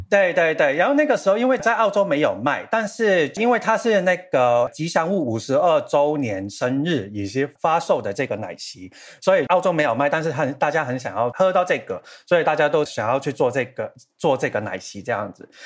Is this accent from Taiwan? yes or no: no; Hong Kong; 我是香港人